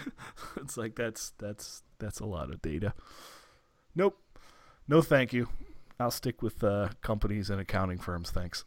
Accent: United States; as an American

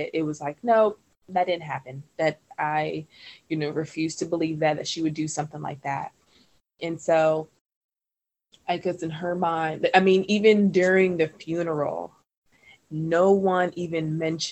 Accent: Trinidad & Tobago; now in United States; We're from Trinidad and Tobago

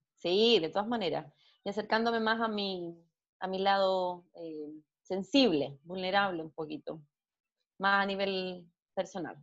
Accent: Chile; estoy aquí ahora en mi país, en Chile

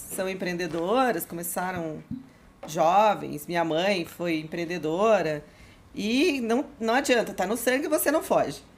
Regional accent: Curitiba, Paraná, Brazil; de Curitiba, sou nascida em Curitiba

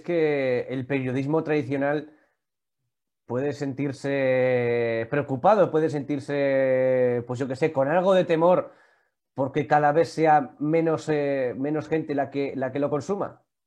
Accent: Vitoria-Gasteiz, Basque Country, Spain; yo que soy de Vitoria

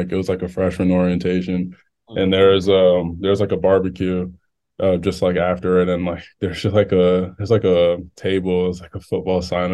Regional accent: Maryland, United States; I'm from Maryland

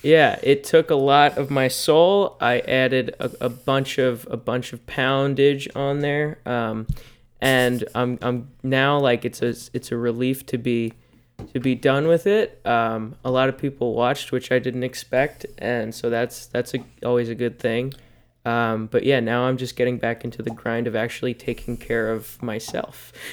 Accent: United States; I am also American

